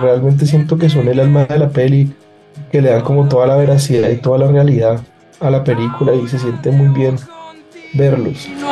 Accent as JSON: {"language": "Spanish", "town": "Cali", "region": "Valle del Cauca", "country": "Colombia", "tie": "born or raised there", "said": "las vivencias que yo, que yo tuve, pues pasando mi adolescencia acá en Cali"}